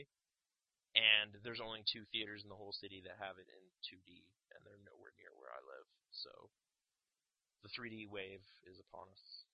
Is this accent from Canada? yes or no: yes; Canada; we're from Canada